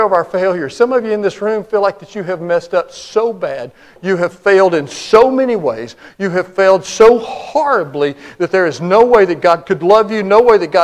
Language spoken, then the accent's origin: English; Cleveland, United States; moved away; I grew up in Cleveland